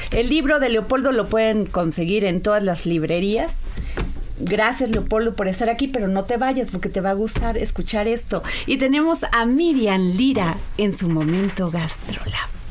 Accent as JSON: {"language": "Spanish", "region": "Veracruz", "country": "Mexico", "said": "yo soy veracruzana"}